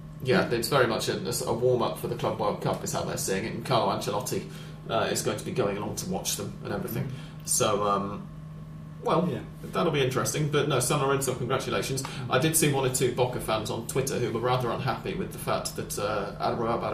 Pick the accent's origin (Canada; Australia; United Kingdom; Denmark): United Kingdom; England; now in Argentina; we're both English